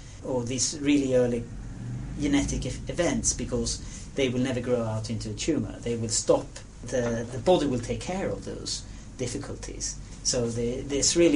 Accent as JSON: {"language": "English", "country": "Sweden", "said": "I'm from Sweden"}